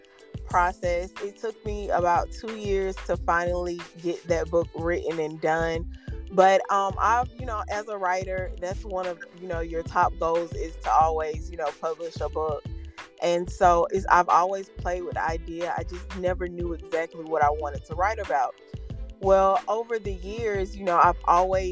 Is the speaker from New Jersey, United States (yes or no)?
no; Albany, Georgia, United States; I grew up about 3 hours south of Atlanta, hour north of Tallahassee, in a place called Albany